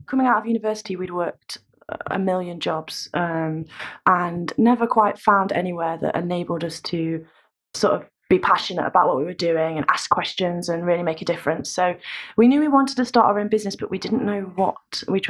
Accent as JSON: {"language": "English", "town": "Nottingham", "region": "East Midlands", "country": "United Kingdom", "tie": "born or raised there", "accent": "Midlands", "lives_now": "Brighton, United Kingdom", "said": "you could probably tell by my accent that I'm not a Brightonian. {S0} No. {S1} From the Midlands. We came very close to opening a store in Nottingham, which was my hometown."}